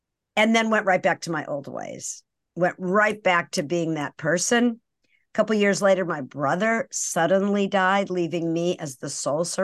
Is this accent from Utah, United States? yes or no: no; Brookline, Massachusetts, United States; now in Marin County, United States; I was born and raised in Brookline, Massachusetts, which is just outside of Boston